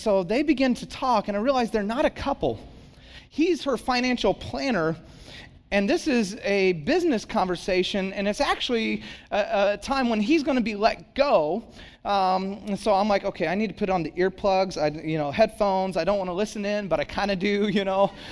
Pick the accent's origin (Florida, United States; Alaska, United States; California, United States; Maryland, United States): California, United States; Santa Cruz; now in San Jose, United States; I live in San Jose, pastor in San Jose, but for whatever reason, I said, but I grew up in Santa Cruz